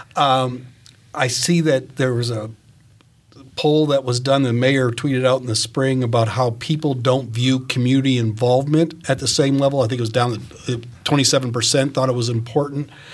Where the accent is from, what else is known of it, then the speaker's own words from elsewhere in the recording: Maine, United States; now in Fishers, United States; I'm from Maine, and so I, I grew up with William Cohen walking the state